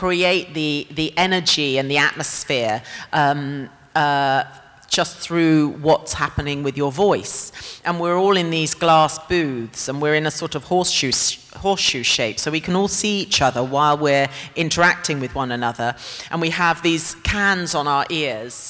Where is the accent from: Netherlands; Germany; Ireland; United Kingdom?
United Kingdom; England; born or raised there